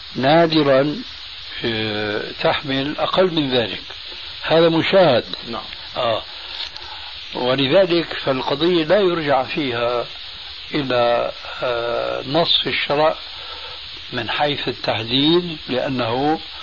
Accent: Syria; moved away; عندنا في سوريا

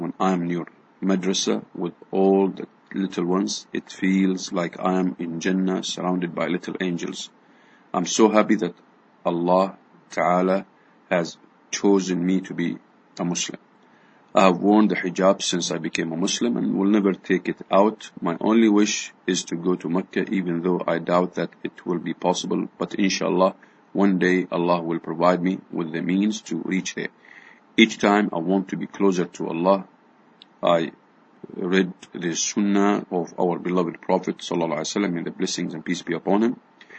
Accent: Canada; Myself, I am from a Canadian and Anglican background, and my husband never joined his Christian church, Presbyterian.

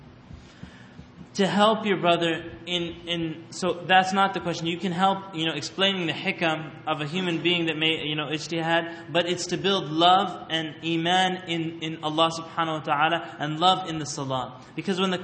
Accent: Canada; I grew up in Canada where these questions always happen

